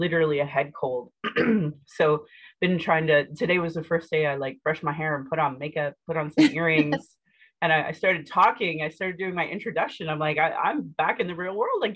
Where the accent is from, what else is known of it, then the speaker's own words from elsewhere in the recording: Calgary, Alberta, Canada; I was born in Calgary